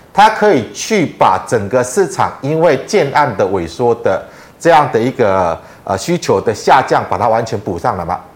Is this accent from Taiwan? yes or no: yes; Taiwan; 我们台湾人去中国，去观光旅游